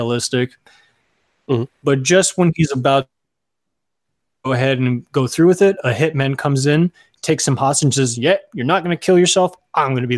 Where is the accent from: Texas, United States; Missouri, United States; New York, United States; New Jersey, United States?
Texas, United States; Rio Grande Valley; moved away as an adult; also born or lived in San Antonio, Texas; now in Los Angeles, United States; I come from Texas originally. I come from the Rio Grande Valley